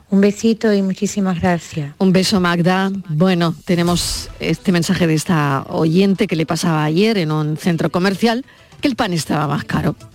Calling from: Seville, Andalusia, Spain; de Sevilla.

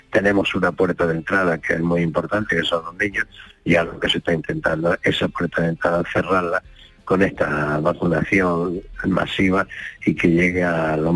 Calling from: Linares, Andalusia, Spain; Buenos días … de Linares.

